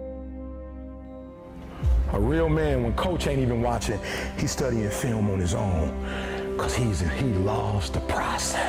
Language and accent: English; Detroit, Michigan, United States